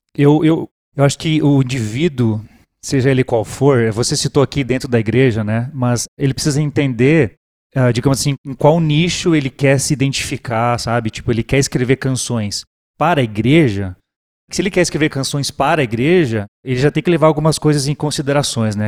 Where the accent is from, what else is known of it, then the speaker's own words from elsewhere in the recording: Brazil; nós, como brasileiros, enquanto igreja, aqui no Brasil